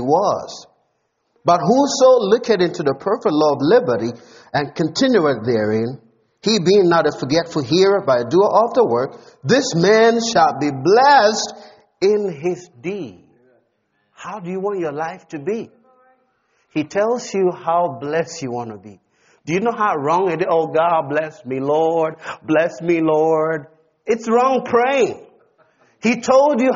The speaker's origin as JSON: {"language": "English", "country": "Ghana", "said": "I'm a heavenly citizen before I'm a Ghanaian"}